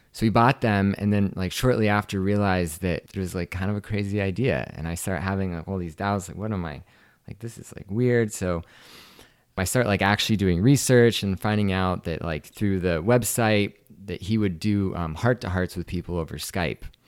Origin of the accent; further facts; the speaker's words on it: Washington, United States; moved away as an adult; also born or lived in Seattle, Washington / Maui, Hawaii; I grew up in Washington State